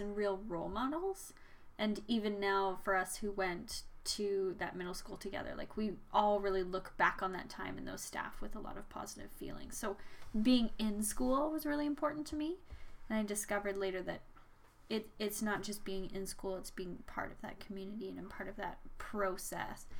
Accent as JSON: {"language": "English", "town": "Red Deer", "region": "Alberta", "country": "Canada", "tie": "born or raised there", "also_born_or_lived": "Saskatchewan", "said": "I moved to Deer from Saskatchewan when I was ten"}